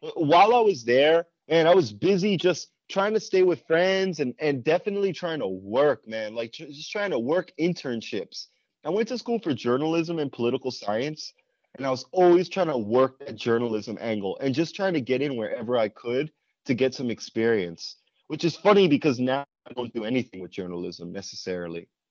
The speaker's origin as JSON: {"language": "English", "region": "New York", "country": "United States", "tie": "born or raised there", "moved": "as an adult", "lives_now": "Hawaii, United States", "said": "growing up in New York my whole life and having moved out here to Hawaii in seven years ago now, since I graduated college"}